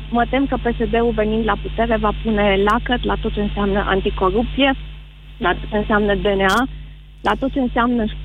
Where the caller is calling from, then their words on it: Timișoara, Timiș County, Romania; Uh, bună ziua, domnule Moise, vă sunt din Timișoara.